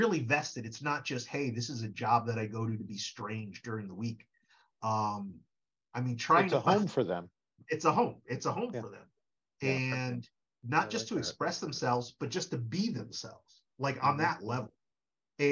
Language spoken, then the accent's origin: English; Connecticut, United States; also born or lived in Parkville, Hartford / New York; I was born and raised in Connecticut